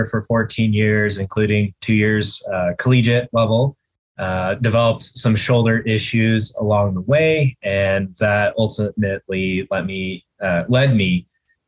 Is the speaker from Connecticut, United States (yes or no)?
no; Colorado, United States; also born or lived in Portland, Maine; moved back to my home state, Colorado, Colorado Springs